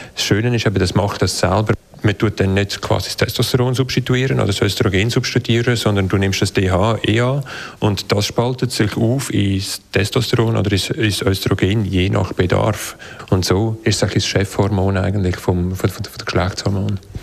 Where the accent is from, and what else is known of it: Switzerland